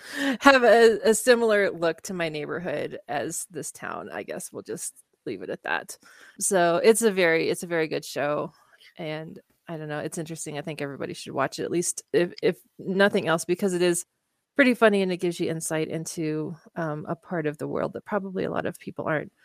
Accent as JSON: {"language": "English", "region": "Kansas", "country": "United States", "tie": "born or raised there", "said": "I did not grow up in Oklahoma. I grew up in Kansas"}